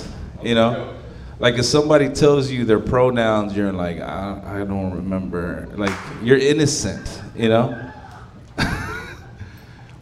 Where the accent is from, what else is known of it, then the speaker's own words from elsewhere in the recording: Dallas, Texas, United States; I'm from that great part of Dallas called Oak Cliff.